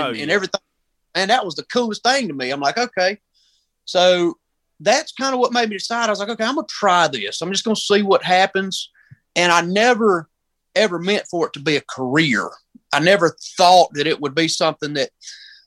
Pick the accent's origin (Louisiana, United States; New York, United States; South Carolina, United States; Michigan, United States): South Carolina, United States; Union; I'm from Union, South Carolina